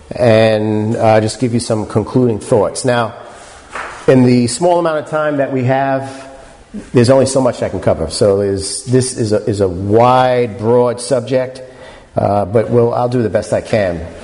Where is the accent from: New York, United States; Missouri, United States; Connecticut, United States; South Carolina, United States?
New York, United States; New York City; I'm born and raised in New York City